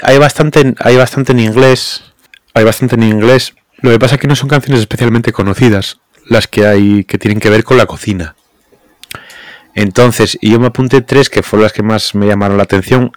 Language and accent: Spanish; Asturias, Spain; somos asturianos